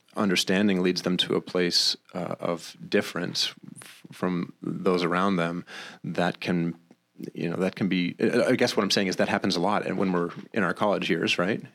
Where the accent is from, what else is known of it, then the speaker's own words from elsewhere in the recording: Maine, United States; now in Rochester, United States; I was raised in Maine, not by bears, but by good, uh, good Christian people